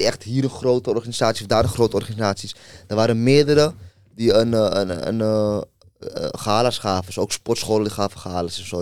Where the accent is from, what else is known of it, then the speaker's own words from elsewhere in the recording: Amsterdam, North Holland, Netherlands; hij komt ook uit Noord, ik ook. Ik kwam uit Molenwijk